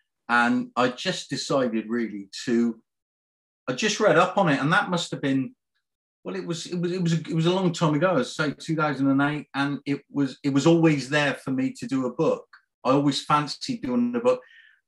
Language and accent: English; Cardiff, Wales, United Kingdom; now in Bristol, United Kingdom; I was born in Cardiff, actually.